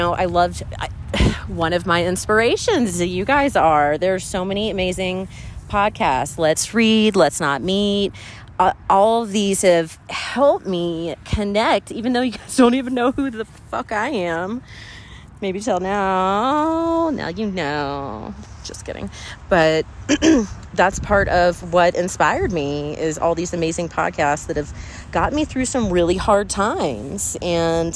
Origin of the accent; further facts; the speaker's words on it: Pawleys Island, South Carolina, United States; my hometown, Polly's Island, SC